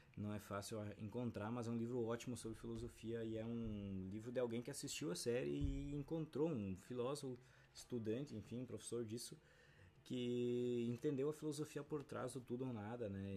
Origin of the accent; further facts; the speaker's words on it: Brazil; A gente vive no Brasil